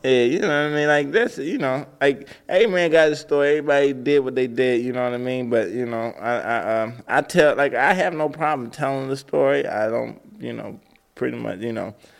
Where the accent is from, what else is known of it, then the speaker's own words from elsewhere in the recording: Atlanta, Georgia, United States; Growing up in Atlanta